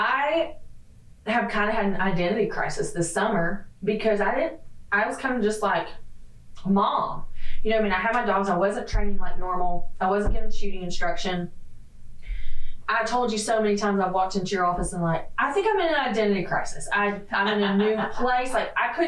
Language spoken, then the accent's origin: English; the South, United States; moved away as an adult; I'm from the South